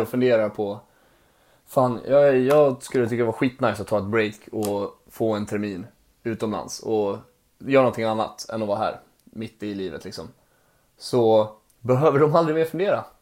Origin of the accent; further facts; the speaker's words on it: Borlänge, Dalarna County, Sweden; also born or lived in Mora; det är där jag växte upp, i Borlänge. Men mm. jag började min resa i Mora